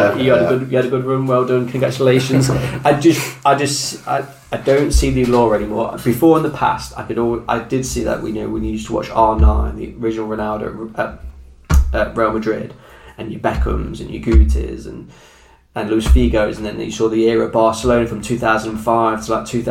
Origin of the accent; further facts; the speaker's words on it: England, United Kingdom; being English